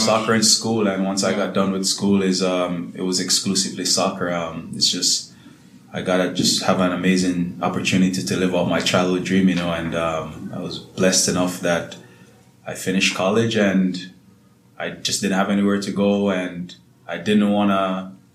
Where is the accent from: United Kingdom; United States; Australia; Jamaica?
Jamaica; Salt Spring, Hanover; I'm from a small town called Salt Spring in Hanover